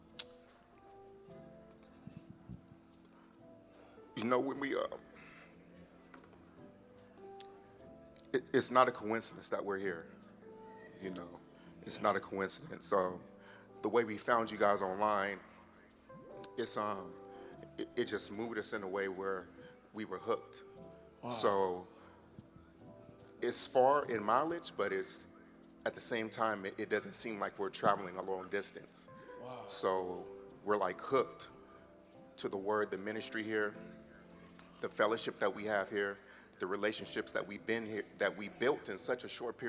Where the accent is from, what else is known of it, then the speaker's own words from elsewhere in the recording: Pacifica, California, United States; from the Bay Area, and specifically, we're from Pacifica, California, which is like 10 minutes away from San Francisco